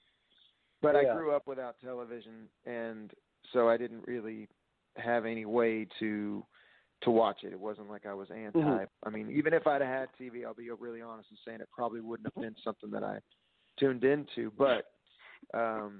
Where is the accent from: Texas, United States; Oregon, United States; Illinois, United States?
Texas, United States; I'm from Texas because it's a huge part of who I am as an artist.